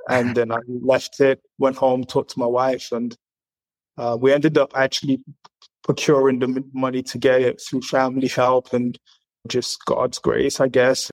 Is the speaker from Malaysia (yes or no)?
no; England, United Kingdom; moved away as an adult; also born or lived in Zaria, Nigeria; now in Canada; I've got a lot of experience growing up in England and now coming to Canada.